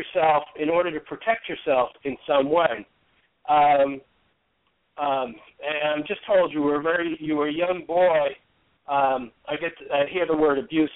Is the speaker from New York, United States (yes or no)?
yes; New York City, New York, United States; I grew up in New York City